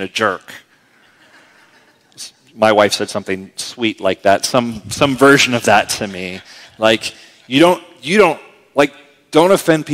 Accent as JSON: {"language": "English", "country": "United States", "said": "I'm pretty American this way."}